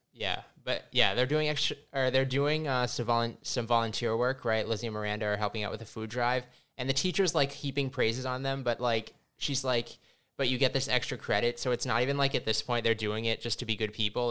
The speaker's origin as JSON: {"language": "English", "region": "Massachusetts", "country": "United States", "said": "we come from Massachusetts"}